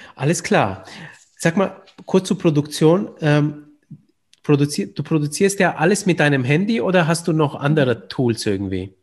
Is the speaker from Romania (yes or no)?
yes; Romania; moved away; ich komme ursprünglich aus Rumänien